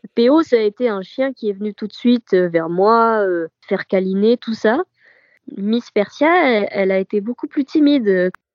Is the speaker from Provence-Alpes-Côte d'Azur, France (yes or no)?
yes; Provence-Alpes-Côte d'Azur, France; moved away as an adult; now in Boulogne-Billancourt, France; je viens du sud de la France, de la Côte d'Azur précisément et je suis sur Paris depuis cinq ans